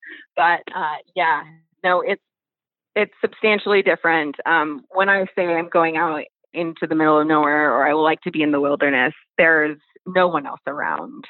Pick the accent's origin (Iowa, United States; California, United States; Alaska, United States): Alaska, United States; also born or lived in Midwest; I grew up in Alaska and we had to live closer to the city so that my parents could work and everything